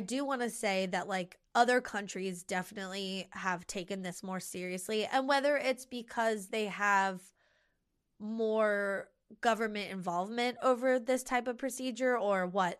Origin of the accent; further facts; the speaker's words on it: United States; here, this is my native country with my native language and with my family